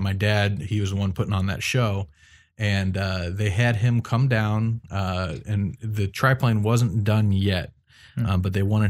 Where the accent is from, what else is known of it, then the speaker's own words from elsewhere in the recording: Wadsworth, Ohio, United States; he ended up flying it for the first time at Wadsworth Municipal Airport, which is not only where I grew up in Wadsworth